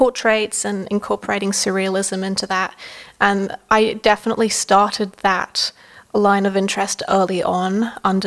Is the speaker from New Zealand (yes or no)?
yes; Dunedin, Otago, New Zealand; moved away as an adult; also born or lived in Italy; now in Australia; I grew up in New Zealand. In a small town called Dunedin.